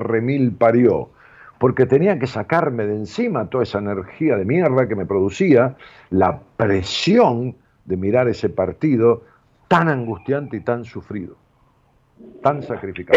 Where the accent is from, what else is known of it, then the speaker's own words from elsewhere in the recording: Argentina; mi pueblo, al pueblo argentino, del cual yo pertenezco, lo digo con conocimiento de causa. Porque yo he vivido aquí, mis padres también